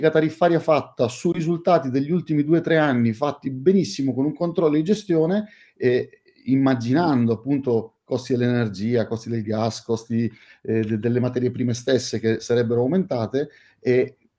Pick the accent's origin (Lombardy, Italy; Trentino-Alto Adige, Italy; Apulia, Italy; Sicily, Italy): Sicily, Italy; Catania; Io sono, oggi sono, sono a Catania, la mia città natale, e sono molto, ma molto contento di essere qui, non in veste di turista, non in veste di eh, catanese che torna a casa sua